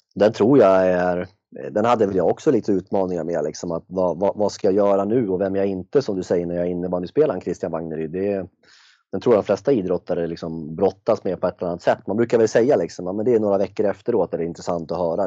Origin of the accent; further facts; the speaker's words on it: Järna, Stockholm County, Sweden; jag är från Järna